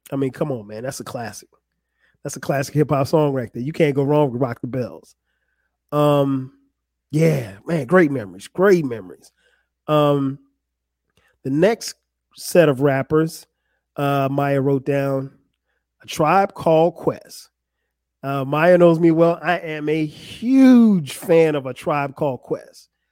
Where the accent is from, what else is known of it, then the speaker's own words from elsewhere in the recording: Florence, South Carolina, United States; my hometown of Florence, South Carolina.